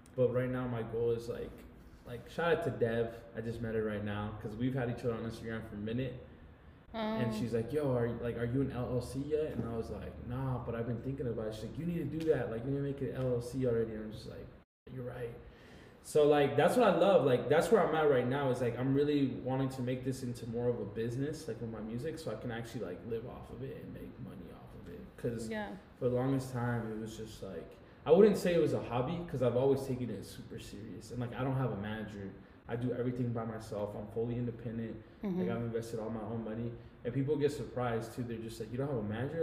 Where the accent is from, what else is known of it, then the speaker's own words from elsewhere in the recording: Utah, United States; I was born and raised in Utah